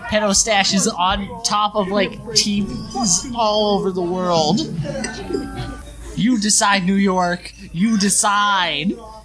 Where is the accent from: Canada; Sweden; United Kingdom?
Canada; Saskatchewan; moved away; I'm also from Saskatchewan